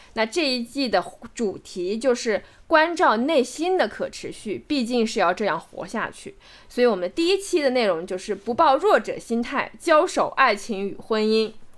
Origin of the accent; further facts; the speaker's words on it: Macau; moved away; 澳门这个城市对于我来说，我虽然没有出生在那个地方，但是我是在那个地方成长，在那个地方成年，在那个地方认识这样一个世界